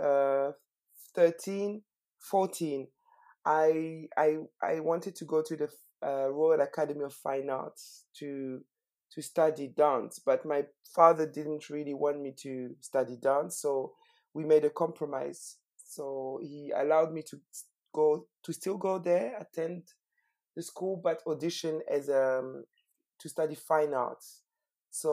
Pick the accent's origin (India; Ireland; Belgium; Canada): Belgium; Brussels, Brussels-Capital Region; moved away as an adult; also born or lived in Harare, Zimbabwe / United Kingdom; now in London, United Kingdom; I grew up in Brussels. So I was born in Harare, but I grew up in Brussels. Most of my childhood was in Brussels